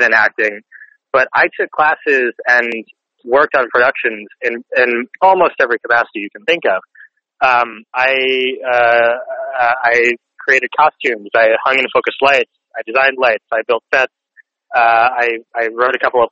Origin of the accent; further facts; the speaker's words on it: Northern Virginia, United States; I grew up in Northern Virginia